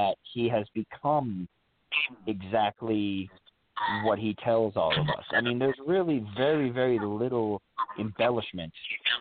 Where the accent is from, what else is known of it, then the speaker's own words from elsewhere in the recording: New York, United States; I'm from New York